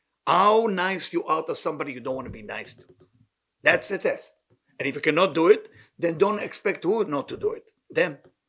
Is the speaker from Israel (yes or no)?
yes; Israel; I came from Israel.